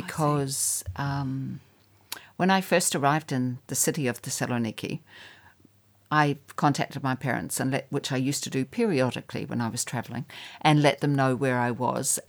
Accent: New Zealand; I'm a New Zealander

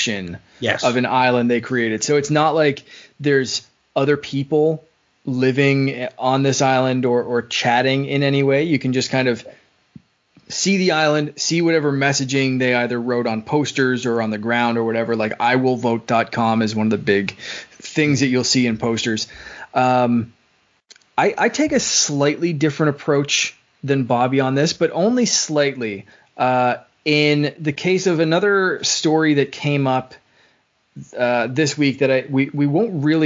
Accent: Canada; I'm Canadian

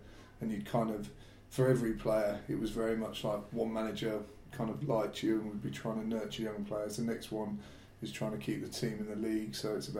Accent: Abingdon, South East England, United Kingdom; also born or lived in Oxford; now in London, United Kingdom; I was born in Oxford and grew up in Abingdon, a town not far from Oxford, and was there in Abingdon till I moved to London

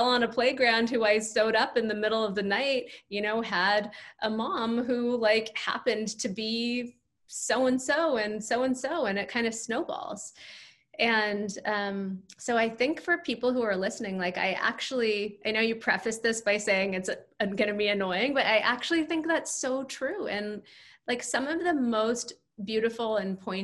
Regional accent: California, United States; moved away as an adult; now in New York, United States; I grew up in California, so I had no like personal or family contacts in New York

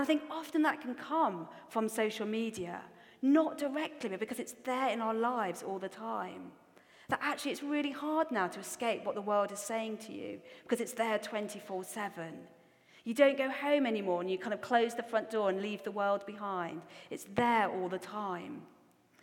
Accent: Newcastle upon Tyne, North East England, United Kingdom; accent: Geordie; also born or lived in Australia; I also have a really strong Geordie accent

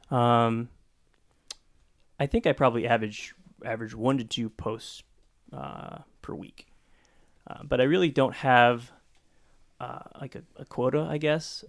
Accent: Stockton, California, United States; growing up in Stockton

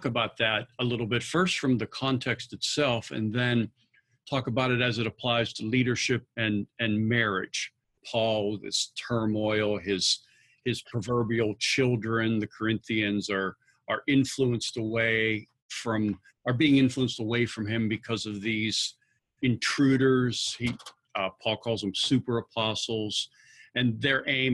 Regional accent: Pittsburgh, Pennsylvania, United States; moved away as an adult; also born or lived in Philadelphia; I was born and raised in the Pittsburgh area

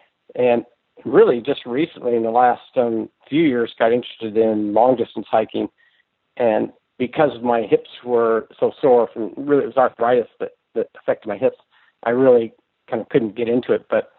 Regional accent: Anacortes, Washington, United States; Hey, Rudy … I'm from Anacortes, Washington.

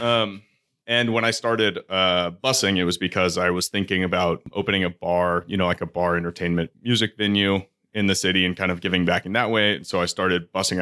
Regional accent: Houston, Texas, United States; now in Baltimore, United States; We grew up in Houston together.

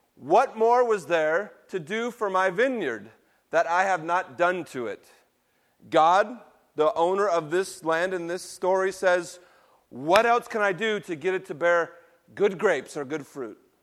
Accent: West Coast, United States; I grew up in a middle class, Caucasian, Baptist tradition. On the West Coast in nineteen seventies and eighties

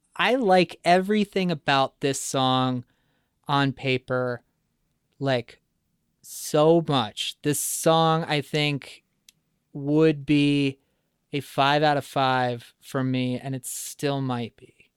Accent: around Chicago, Illinois, United States; growing up around Chicago

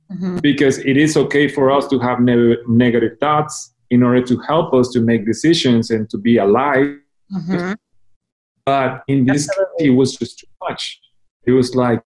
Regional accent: Mazatlán, Sinaloa, Mexico; moved away as an adult; also born or lived in United States / Japan; now in Guadalajara, Mexico; I was born in Mazatlán, Mexico, and I decided to, well, I didn't decide it, my parents decided to put me in a Catholic school, and I did my elementary, junior high and high school

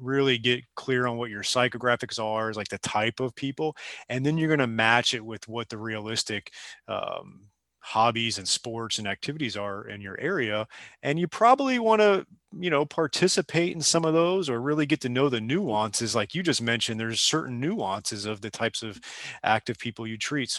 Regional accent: South Florida, United States; when I came down to South Florida, I'm originally from down here.

